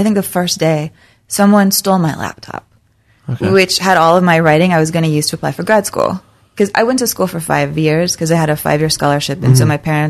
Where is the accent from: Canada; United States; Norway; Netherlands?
United States; San Antonio, Texas; moved away; also born or lived in Lansing, Michigan / Saginaw, Michigan / Oklahoma; I grew up in San Antonio